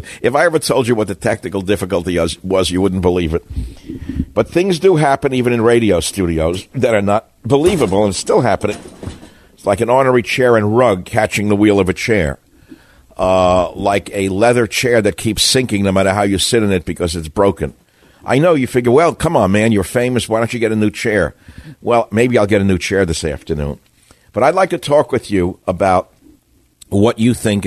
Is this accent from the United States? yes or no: yes; New York, United States; I grew up in New York.